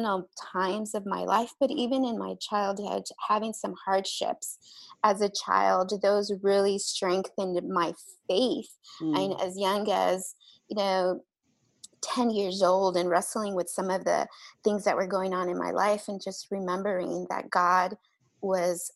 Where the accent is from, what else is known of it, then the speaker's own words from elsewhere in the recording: Texas, United States; also born or lived in Mexico; I'm Mexican, and I was born in Mexico, but we grew up in Texas. So that was the pretty much all of my life was there.